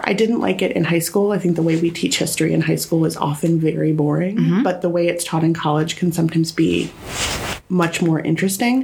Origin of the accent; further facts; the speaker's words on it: Illinois, United States; moved away as an adult; also born or lived in Virginia / Kansas City, Missouri; I am from a little town outside of St. Louis in Illinois, very rural, very lots of cows